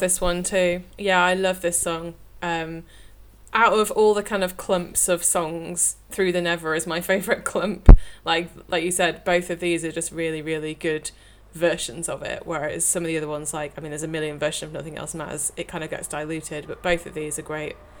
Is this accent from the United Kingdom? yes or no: yes; the north of England, United Kingdom; accent: northern; It's probably my northern accent